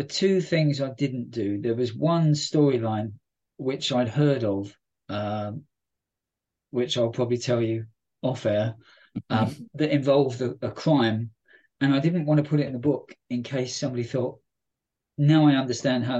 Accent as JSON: {"language": "English", "region": "London", "country": "United Kingdom", "moved": "yes", "said": "as a Londoner, even though I don't go to London very often"}